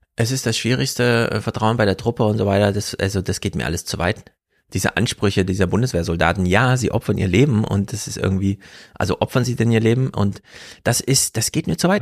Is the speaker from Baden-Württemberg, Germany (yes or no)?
no; Jena, Thuringia, Germany; moved away; mit Grüßen aus Jena, meiner alten Heimat